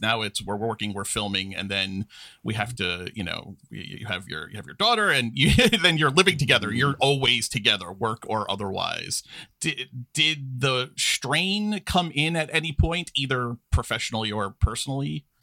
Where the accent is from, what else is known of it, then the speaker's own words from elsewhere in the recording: New York, United States; I, I grew up in New York. I'm, I'm a lifelong New Yorker